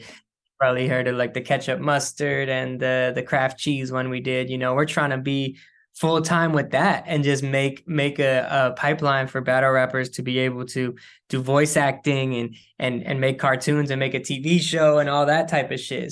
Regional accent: San Francisco, California, United States; also born or lived in Oakland; I grew up in San Francisco. I grew up in the city

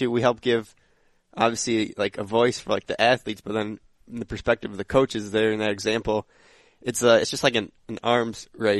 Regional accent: Glenview, Illinois, United States; I was fortunate enough to go to a high school where I grew up in Glenview, Illinois, Glenbrook South High School

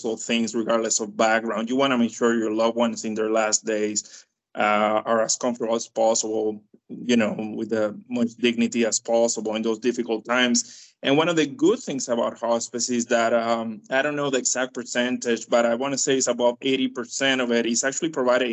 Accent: Dominican Republic; now in United States; I am from Dominican Republic

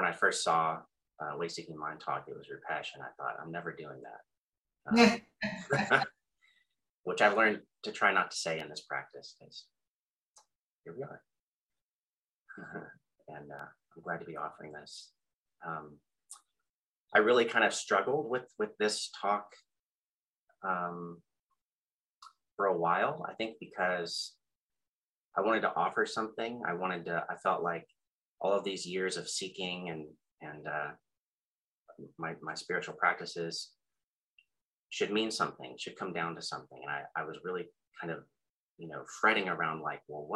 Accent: Austin, Texas, United States; I'm from Austin, and only child

